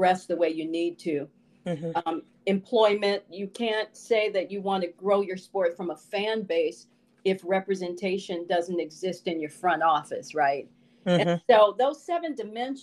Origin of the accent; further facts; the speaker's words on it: Chicago, Illinois, United States; my experience growing up in Chicago in the 60s